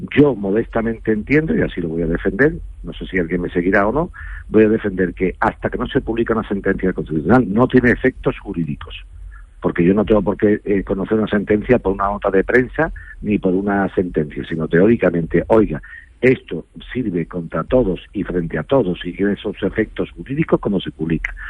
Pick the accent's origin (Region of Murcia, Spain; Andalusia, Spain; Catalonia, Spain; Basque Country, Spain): Andalusia, Spain; a village in Seville province; yo estoy a punto de comprar un solar en mi pueblo, aquí en Sevilla, un pueblo de Sevilla